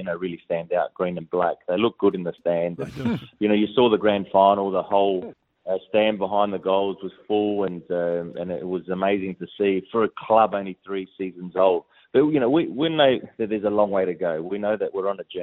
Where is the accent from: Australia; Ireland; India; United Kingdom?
Australia; moved away as an adult; growing up in Australia